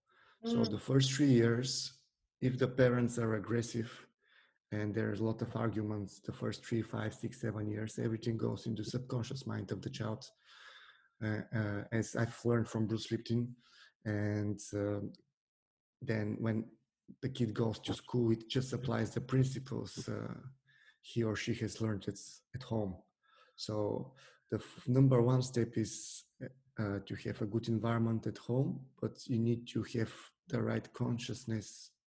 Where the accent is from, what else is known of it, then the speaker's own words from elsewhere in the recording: Bulgaria; It was because in Bulgaria, there are a lot of tough boys, let's say, at school, who are using their force on the other children.